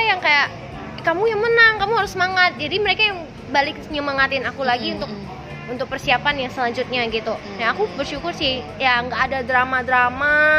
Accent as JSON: {"language": "Indonesian", "town": "Pontianak", "region": "West Kalimantan", "country": "Indonesia", "tie": "born or raised there", "said": "aku memang asli kan dari Pontianak"}